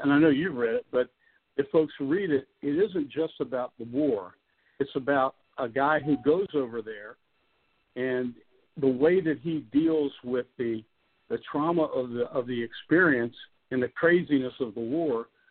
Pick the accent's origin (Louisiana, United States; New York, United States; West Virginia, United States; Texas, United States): West Virginia, United States; Clarksburg